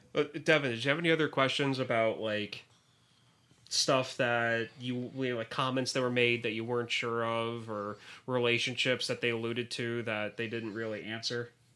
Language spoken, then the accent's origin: English; Bethlehem, Pennsylvania, United States; I am from Bethlehem, Pennsylvania